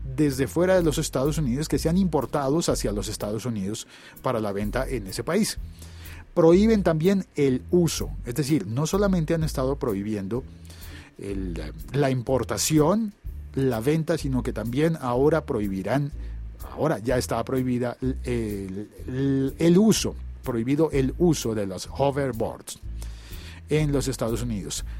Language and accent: Spanish; Colombia; en mi país, en Colombia